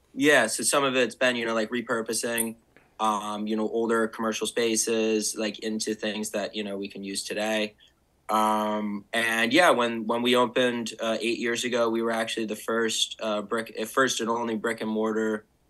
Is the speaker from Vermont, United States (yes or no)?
yes; Bridgewater, Vermont, United States; moved away as an adult; also born or lived in Brooklyn, New York; I grew up in Bridgewater. So, okay. so Bridgewater, is my hometown.